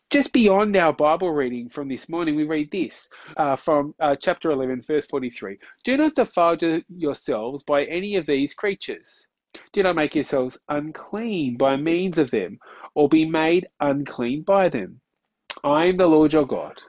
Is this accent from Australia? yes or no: yes; Australia; as an Aussie